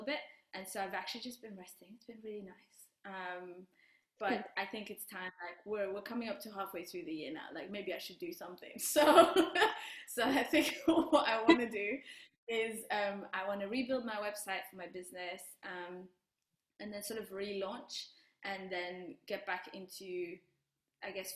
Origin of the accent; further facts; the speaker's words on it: Rwanda; I'm from Rwanda